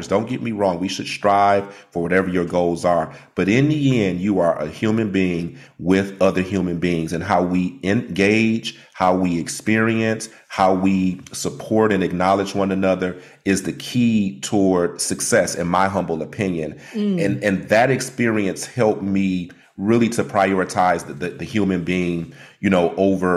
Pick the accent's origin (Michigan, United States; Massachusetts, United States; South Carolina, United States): Michigan, United States; Detroit; I'm from Detroit, Michigan